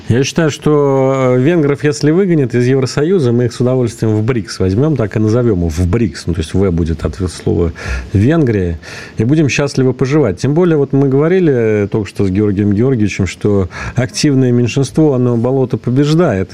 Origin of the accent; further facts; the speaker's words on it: Russia; здесь, у нас на родине